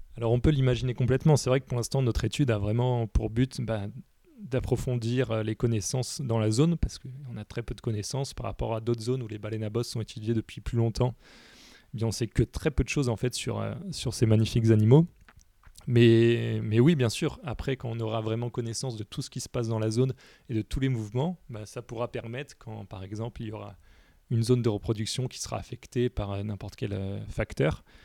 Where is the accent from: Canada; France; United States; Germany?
France; moved away as an adult; now in Réunion, France; je suis originaire de Métropole